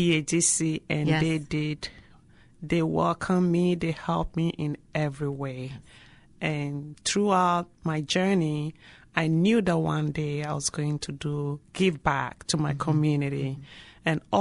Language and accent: English; Ghana; moved away as an adult; now in Reynoldsburg, United States; I came from Ghana in 1996.